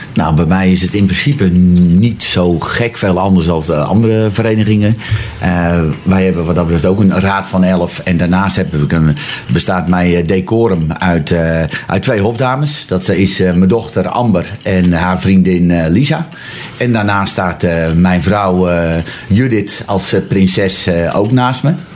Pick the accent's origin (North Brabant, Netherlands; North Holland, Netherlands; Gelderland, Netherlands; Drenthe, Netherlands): North Holland, Netherlands; Zwaag; ik ben geboren en getogen in Zwaag.